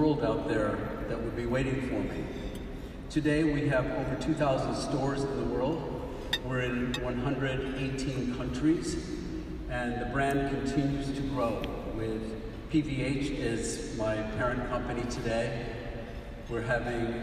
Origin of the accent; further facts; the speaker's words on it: Elmira, New York, United States; my hometown of Elmira, New York